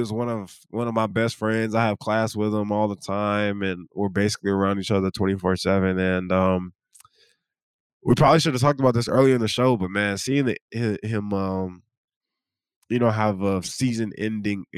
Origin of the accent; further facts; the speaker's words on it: North Carolina, United States; now in Norman, United States; I'm from North Carolina and we don't have Neighborhood Jam.